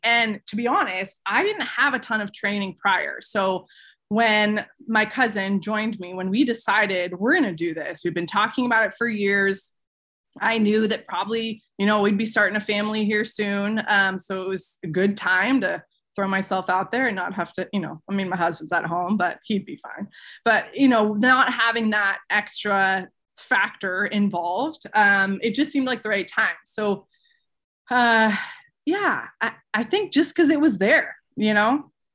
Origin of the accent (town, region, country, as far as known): Seattle area, Washington, United States; born or raised there